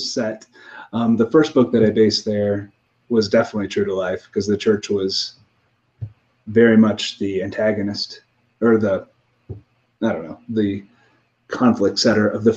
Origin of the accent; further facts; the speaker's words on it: Missouri, United States; I grew up in Missouri